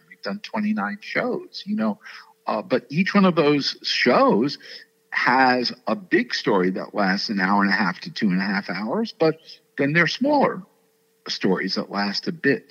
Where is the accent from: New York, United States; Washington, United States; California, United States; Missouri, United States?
New York, United States; New York City; I grew up in New York City. I went to Stuyvesant High School